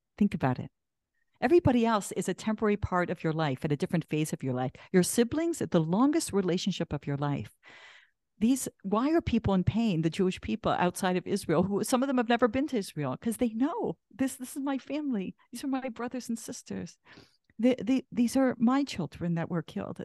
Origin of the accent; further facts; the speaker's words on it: Canada; I'm Canadian.